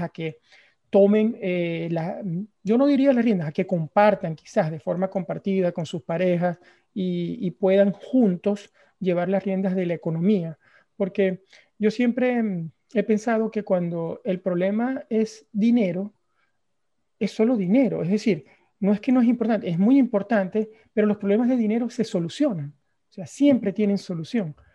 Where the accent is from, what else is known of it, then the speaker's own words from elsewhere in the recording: Venezuela; yo soy venezolano